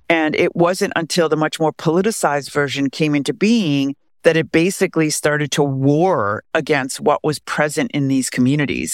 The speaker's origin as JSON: {"language": "English", "town": "Beverly Hills", "region": "California", "country": "United States", "tie": "born or raised there", "said": "I grew up in Beverly Hills, California"}